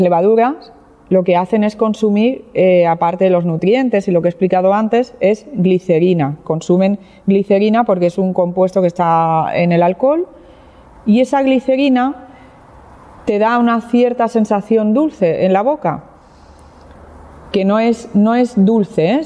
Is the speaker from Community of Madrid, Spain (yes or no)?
no; Barcelona, Catalonia, Spain; now in Jerez de la Frontera, Spain; yo no soy eh, jerezana, no soy andaluza, soy de Barcelona, soy catalana